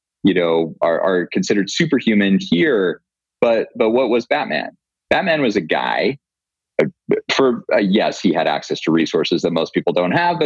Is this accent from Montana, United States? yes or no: yes; Montana, United States; moved away as an adult; I grew up in Montana.